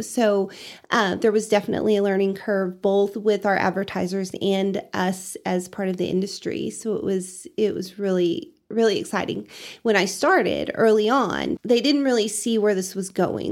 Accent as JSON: {"language": "English", "town": "Canyon", "region": "Texas", "country": "United States", "tie": "born or raised there", "lives_now": "Amarillo, United States", "said": "I grew up in Canyon, went to W T, and then found a job up in Amarillo."}